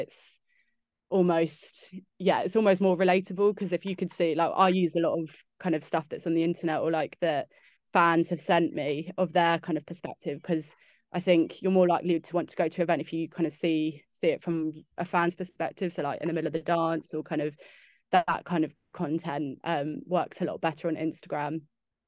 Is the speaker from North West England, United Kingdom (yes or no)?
no; Windsor, South East England, United Kingdom; I'm from Windsor